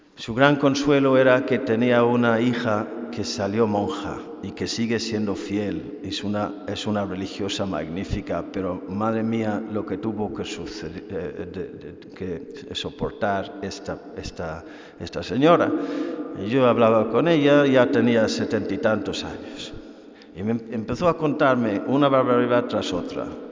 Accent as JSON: {"language": "Spanish", "country": "Ireland", "moved": "yes", "lives_now": "Spain"}